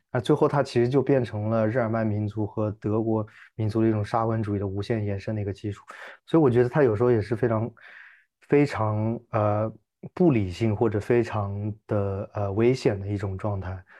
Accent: China; 其实我觉得，我作为中国人来看，我觉得那个文化土壤好像对我来说有种诡异的熟悉感。

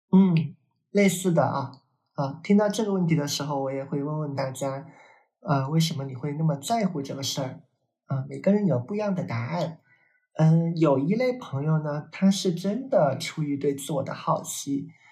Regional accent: China; 我们是个中国人

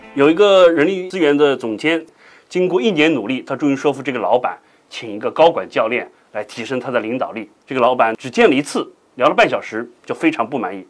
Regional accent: China; 我们中国人

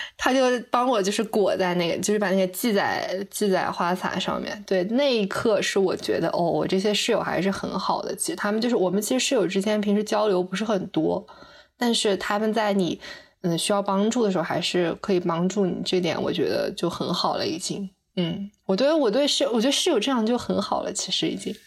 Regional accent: northern China, China; moved away as an adult; also born or lived in Chengdu; 我从小在一个北方这样的城市长大

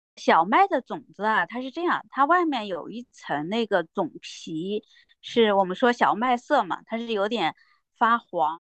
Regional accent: Shandong, China; moved away; 我老家啊，山东

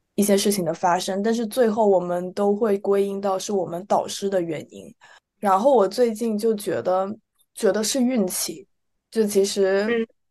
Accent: China; moved away; 什么朋友啊都在国内，所以，而且从小在那个环境下长大

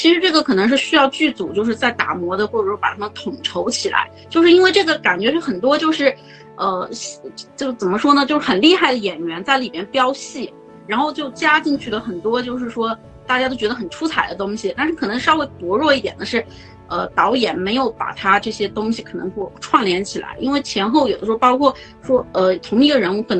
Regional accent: southern China, China; 我是南方人吧

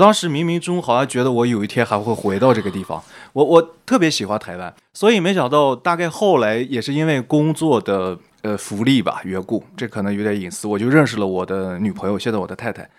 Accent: Shanxi, China; moved away as an adult; also born or lived in Guangzhou; now in Taiwan; 我是山西人，我想大家听我的口音应该比较明显

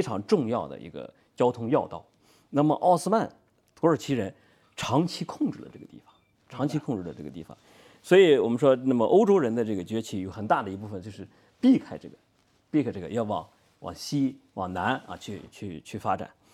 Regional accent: China; 我们中国人

